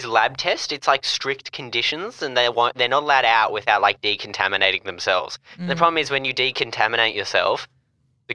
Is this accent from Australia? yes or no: yes; Australia; I'm from Australia.